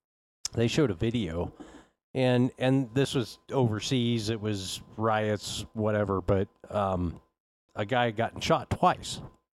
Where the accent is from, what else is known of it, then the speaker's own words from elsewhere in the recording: Wyoming, United States; Dude, I'm from Wyoming.